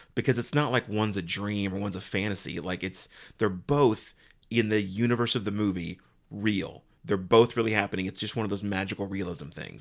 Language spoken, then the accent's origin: English; United States; as an American